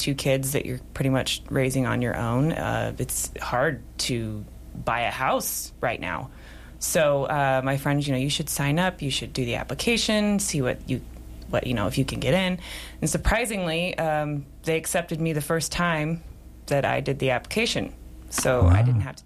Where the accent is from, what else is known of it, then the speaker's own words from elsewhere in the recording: Sheridan, Wyoming, United States; also born or lived in Gillette, Wyoming; we actually grew up kind of out of town. It was like out Big Goose here in Sheridan